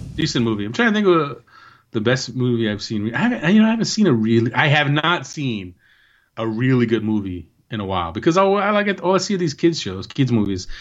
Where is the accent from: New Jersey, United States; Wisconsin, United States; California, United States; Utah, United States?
New Jersey, United States; I am from the hood. And when you come to New Jersey, I will take you to where I'm from